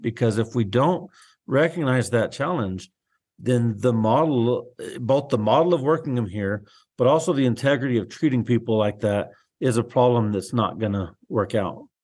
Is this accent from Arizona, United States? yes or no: yes; Globe, Arizona, United States; moved away as an adult; also born or lived in Salome, Arizona / South Phoenix, Arizona; now in Willcox, United States; I grew up outside of Globe on the way to Roosevelt Lake